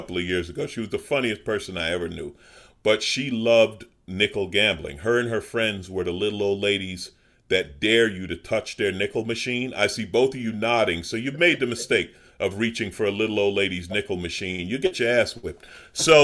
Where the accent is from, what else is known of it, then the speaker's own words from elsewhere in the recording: New York City, New York, United States; moved away as an adult; now in Los Angeles, United States; I grew up in Southeast Queens